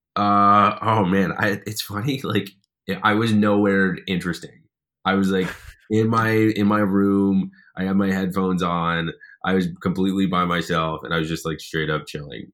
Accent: Ottawa, Ontario, Canada; now in Toronto, Canada; growing up in Ottawa, it, it didn't really have that, like, I didn't really understand what that meant until I moved here.

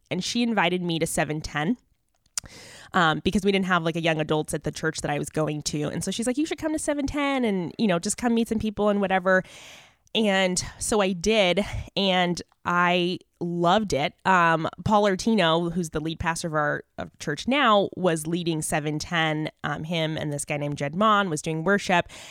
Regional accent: Mesa, Arizona, United States; I grew up in Mesa, Arizona, so I'm a native

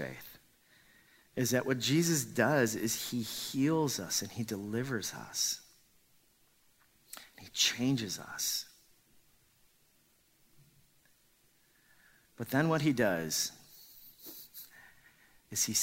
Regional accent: Los Angeles, California, United States; a lot of the Korean immigrants that we grew up with in Los Angeles, we all grew up attending church

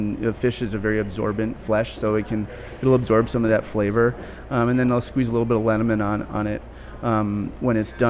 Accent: Minneapolis, Minnesota, United States; moved away as an adult; also born or lived in Chicago / California; I was born and raised here in South Minneapolis

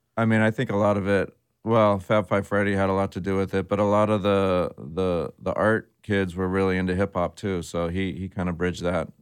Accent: San Jose, California, United States; I grew up in San Jose, um, which is right next to San Francisco

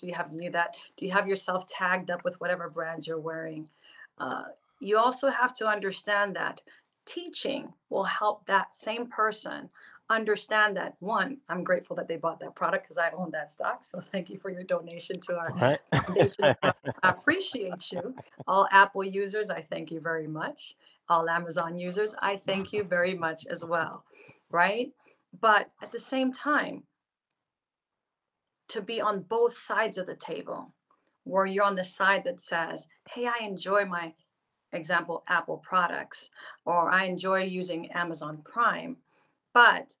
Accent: Panama City, Panama; I'm from Panama City, Panama, which is the vein of all movement of product in the world

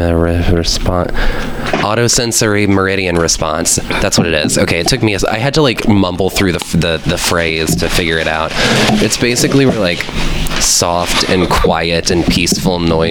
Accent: Louisiana, United States; I grew up in Louisiana

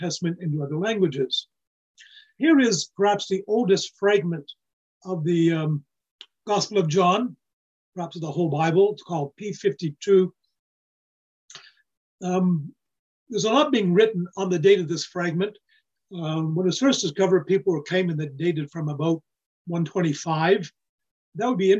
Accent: Nova Scotia, Canada; I was raised in Nova Scotia

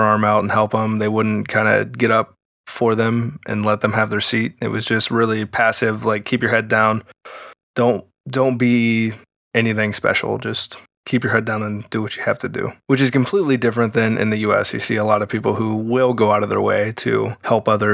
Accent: United States; Being an American

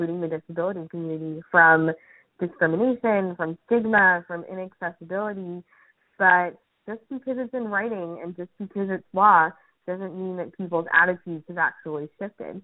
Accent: New York, United States; as a New Yorker

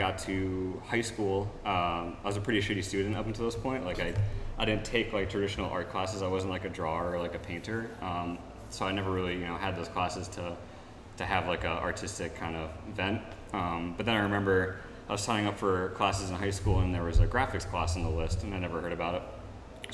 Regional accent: Colchester, Connecticut, United States; I'm originally from Colchester

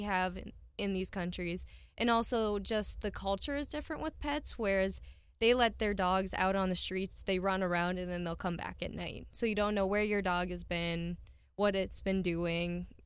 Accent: Milbank, South Dakota, United States; I was born in Millbank in ninety-six, and I've lived here my entire life.

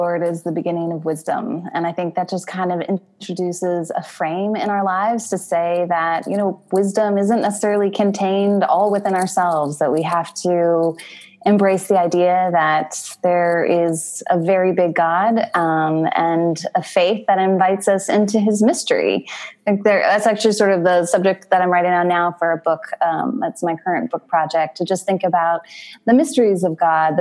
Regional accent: United States; moved away as an adult; now in Toronto, Canada; we are American and we moved to Toronto in 2011

